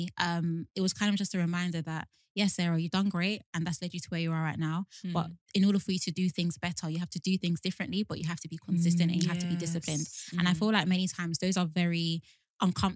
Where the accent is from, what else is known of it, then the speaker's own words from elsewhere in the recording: Nigeria; as a Nigerian